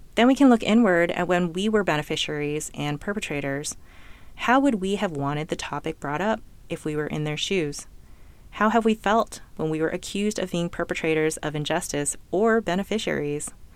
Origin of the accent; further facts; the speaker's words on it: California, United States; I was born in California to two well-educated, financially stable immigrant parents, and I lived in an upper middle class neighborhood